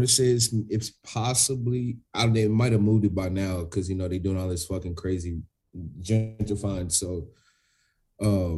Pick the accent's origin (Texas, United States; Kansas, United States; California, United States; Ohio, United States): Texas, United States; Thurman; I grew up in Thurman